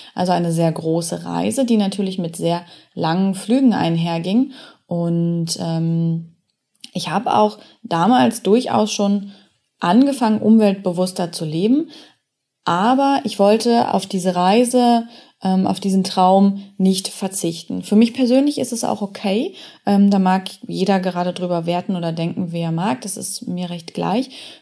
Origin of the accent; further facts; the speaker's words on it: Germany; ich bin in Deutschland aufgewachsen